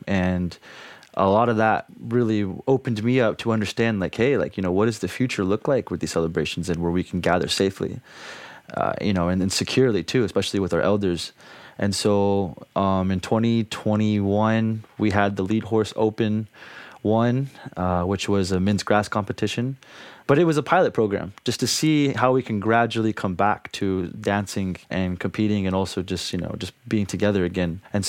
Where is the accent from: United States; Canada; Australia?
United States; Lawrence, Kansas; I'm born and raised in Lawrence, Kansas. I'm an enrolled member of the Apache tribe of Oklahoma. … which means lead horse in the Kiowa language